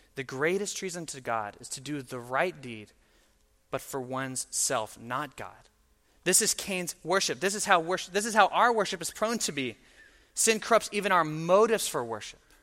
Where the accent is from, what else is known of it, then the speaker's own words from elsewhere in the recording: Mississippi, United States; I am from Mississippi